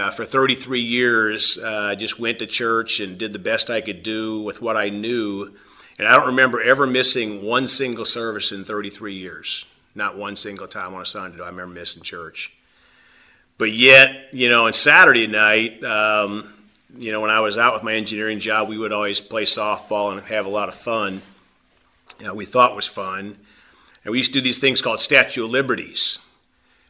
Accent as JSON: {"language": "English", "region": "South Dakota", "country": "United States", "tie": "born or raised there", "also_born_or_lived": "Texas / Ohio / Louisiana", "moved": "as an adult", "lives_now": "Evansville, United States", "said": "I was born in South Dakota, and I had a good, loving family."}